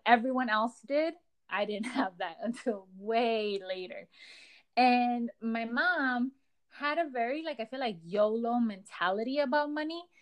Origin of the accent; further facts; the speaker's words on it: Los Angeles, California, United States; I am a girl from Echo Park.